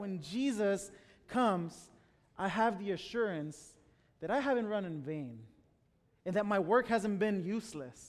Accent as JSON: {"language": "English", "town": "Chicago", "region": "Illinois", "country": "United States", "second_language": "English", "moved": "as an adult", "lives_now": "Washington, United States", "said": "I'm originally from Chicago. My parents live in Chicago"}